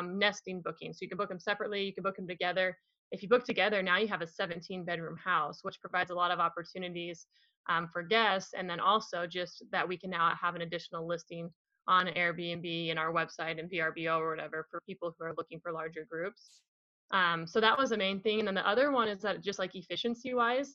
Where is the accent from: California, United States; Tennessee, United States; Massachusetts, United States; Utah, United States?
Utah, United States; we're from Utah